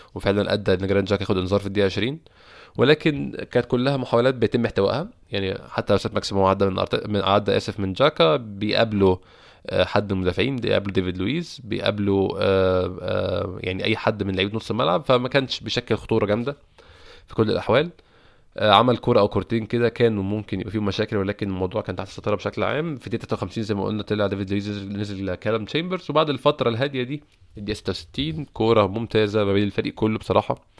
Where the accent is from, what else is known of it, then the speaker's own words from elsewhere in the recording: Egypt; عندنا في مصر